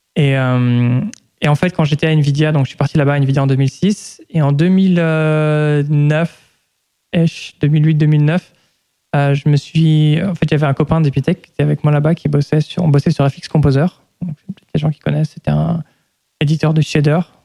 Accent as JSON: {"language": "French", "town": "Lyon", "region": "Auvergne-Rhône-Alpes", "country": "France", "tie": "born or raised there", "also_born_or_lived": "United States", "moved": "as an adult", "said": "J'ai grandi en France, à Lyon"}